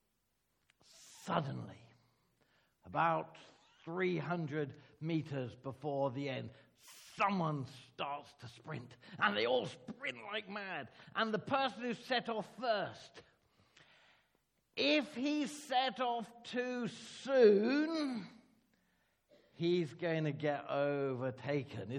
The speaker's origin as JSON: {"language": "English", "country": "Ireland", "said": "Being Irish, I can tell Irish jokes"}